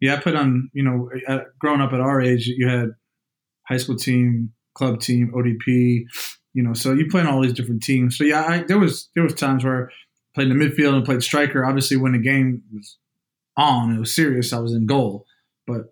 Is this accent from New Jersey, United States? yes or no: yes; New Jersey, United States; moved away; Played basketball growing up, man. You know, I'm from Jersey, it's in our blood